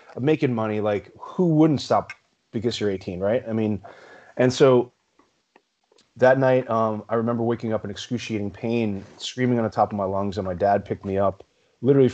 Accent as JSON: {"language": "English", "town": "New York City", "region": "New York", "country": "United States", "tie": "born or raised there", "also_born_or_lived": "Long Island, New York", "said": "I was born and raised in New York, originally in Brooklyn"}